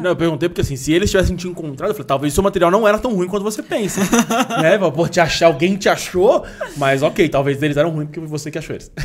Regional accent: São Paulo, Brazil; sou daqui desde sempre

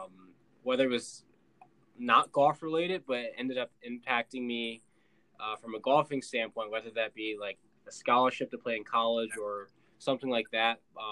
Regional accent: Virginia, United States; I'm from Virginia. I'm a freshman in college.

